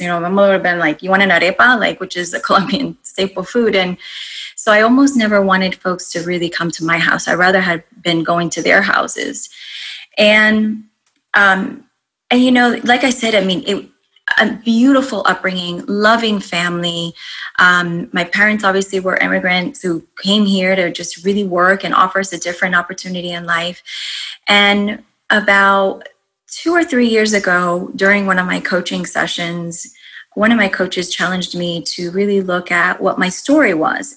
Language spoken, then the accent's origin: English; East Coast, United States; moved away as an adult; also born or lived in Rhode Island / New York / Arizona; now in Virginia, United States; I grew up on the East Coast